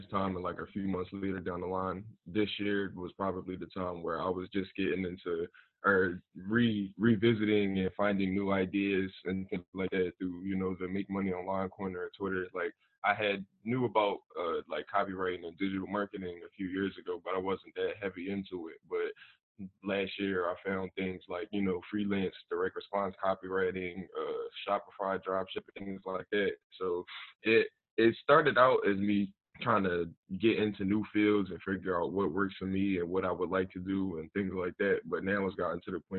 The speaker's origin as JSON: {"language": "English", "town": "Philadelphia", "region": "Pennsylvania", "country": "United States", "tie": "born or raised there", "said": "I was born and raised in Philly"}